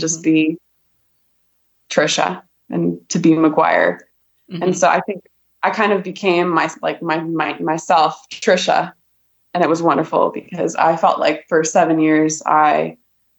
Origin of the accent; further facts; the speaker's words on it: Columbus, Ohio, United States; moved away as an adult; also born or lived in Colorado / Texas / South Korea / Boise, Idaho; I grew up in Columbus, Ohio, born and raised